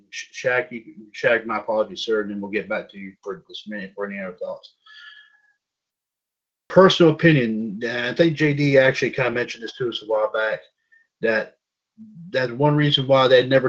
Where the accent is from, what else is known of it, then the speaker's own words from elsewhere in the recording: North Carolina, United States; I'm from North Carolina